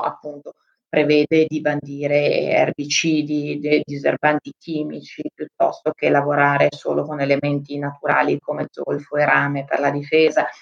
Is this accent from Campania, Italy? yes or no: no; Trentino-Alto Adige, Italy; moved away as an adult; also born or lived in Africa; io sono molto legata anche alla mia terra, al Trentino